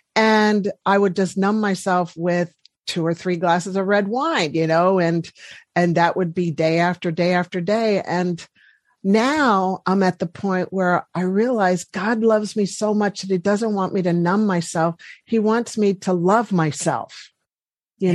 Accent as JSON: {"language": "English", "town": "Washington", "region": "District of Columbia", "country": "United States", "said": "we're both from the East Coast and the Washington D.C. area"}